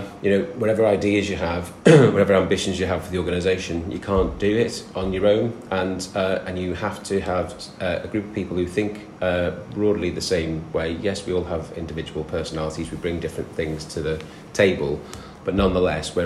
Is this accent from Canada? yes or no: no; the north of England, United Kingdom; accent: northern; moved away as an adult; also born or lived in London; You'll probably tell from my accent which bit of the world I come from. And I'm a northern lad.